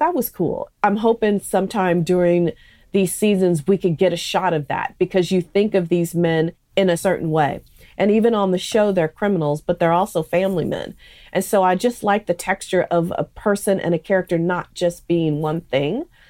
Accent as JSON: {"language": "English", "area": "San Francisco Bay Area", "region": "California", "country": "United States", "tie": "born or raised there", "said": "growing up in the San Francisco Bay Area, which is such a melting pot"}